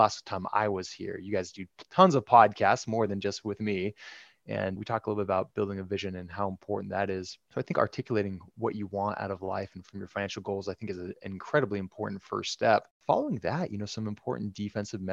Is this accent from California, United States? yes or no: yes; Bay Area, California, United States; moved away as an adult; also born or lived in Utah / Dallas, Texas; now in Central Illinois, United States; I grew up in the Bay Area, California, born and raised